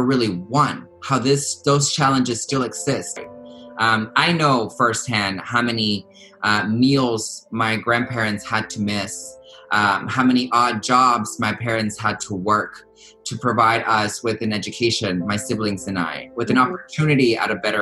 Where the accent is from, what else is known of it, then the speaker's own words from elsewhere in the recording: United States; also born or lived in Texas; Folks like me who came to this country at the age of 3 years old, I've grown up watching baseball games, eating hot dogs, pledging allegiance to the flag, singing the Star Spangled Banner